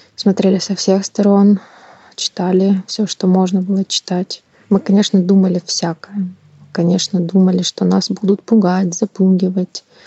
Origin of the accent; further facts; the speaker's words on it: Kyiv, Ukraine; also born or lived in Crimea; Я коренная украинка. Мне 35 лет. Родилась в прекрасном городе, столице Украины, Киев.